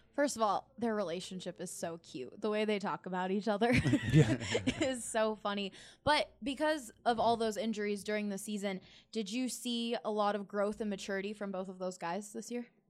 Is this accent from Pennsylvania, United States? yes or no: yes; Philadelphia, Pennsylvania, United States; I grew up in Philly